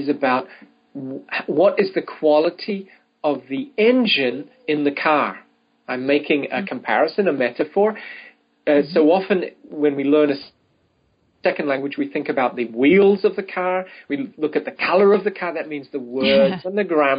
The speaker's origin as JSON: {"language": "English", "country": "New Zealand", "said": "I'm from New Zealand"}